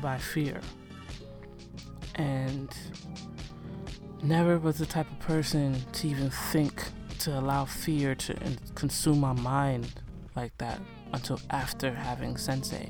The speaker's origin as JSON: {"language": "English", "country": "Nigeria", "said": "me being Nigerian"}